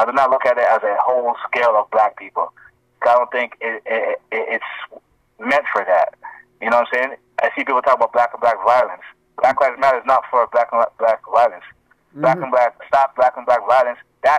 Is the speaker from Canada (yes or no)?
no; Ghana; But in Africa, he's Ethiopian, I'm Ghanaian.